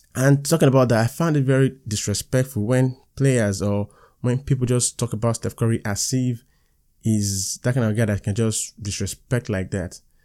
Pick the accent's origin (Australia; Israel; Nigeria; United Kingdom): Nigeria; I'm a Nigerian